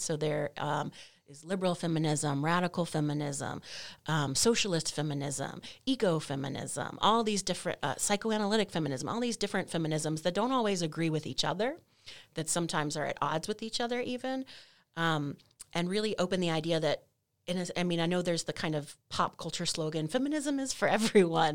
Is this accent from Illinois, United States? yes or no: no; North Texas, United States; also born or lived in Maryland / Louisiana; the rest of my childhood, adolescence, young adulthood in Texas, North Texas